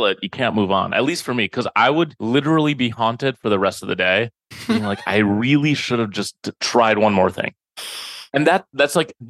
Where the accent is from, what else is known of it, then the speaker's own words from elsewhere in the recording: Minneapolis, Minnesota, United States; now in New York, United States; I am from Minneapolis.